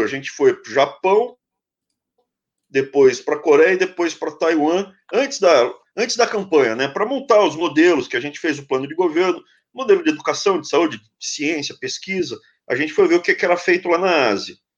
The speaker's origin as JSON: {"language": "Portuguese", "region": "São Paulo", "country": "Brazil", "tie": "born or raised there", "said": "eu cresci na capital"}